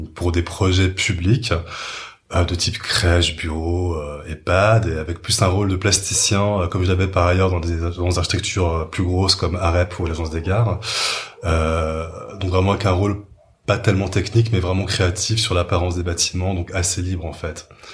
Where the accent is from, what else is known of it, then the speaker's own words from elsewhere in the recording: Paris suburbs, Île-de-France, France; j'étais avant en banlieue parisienne